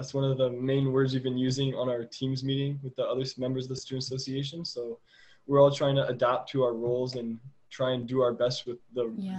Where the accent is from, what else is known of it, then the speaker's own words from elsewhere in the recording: Ottawa, Ontario, Canada; I came from Ottawa, and the area I lived in was not very diversified.